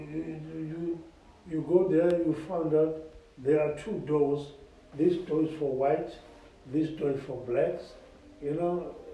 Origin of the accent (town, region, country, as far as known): South Africa; born or raised there; English is a second language